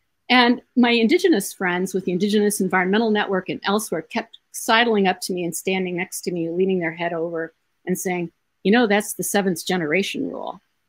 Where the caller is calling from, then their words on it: Iowa, United States; I want to mention that I'm speaking from Iowa.